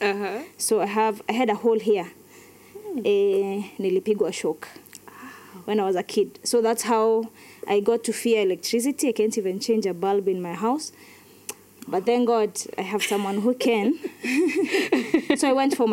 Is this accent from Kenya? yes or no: yes; Wajir, Wajir County, Kenya; also born or lived in Nyahururu; now in Nairobi, Kenya; I am born, brought up in Wajir, came back to, we came to Nyahururu, and that's where we are living right now